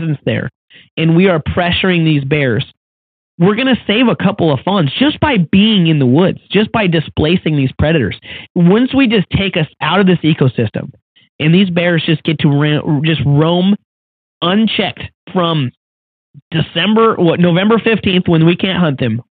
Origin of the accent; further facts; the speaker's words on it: Washington, United States; my home state of Washington